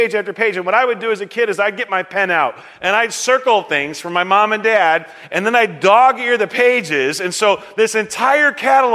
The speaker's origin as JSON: {"language": "English", "country": "United States", "said": "for me as an American"}